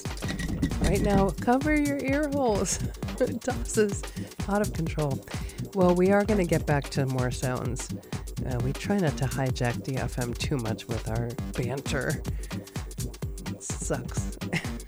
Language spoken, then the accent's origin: English; Chicago, Illinois, United States; Growing up in Chicago